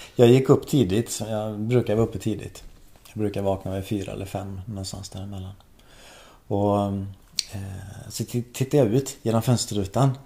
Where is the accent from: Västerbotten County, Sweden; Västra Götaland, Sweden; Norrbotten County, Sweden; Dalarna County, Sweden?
Västra Götaland, Sweden; Skephult; Jag växte upp i Skepult eh, i Marks kommun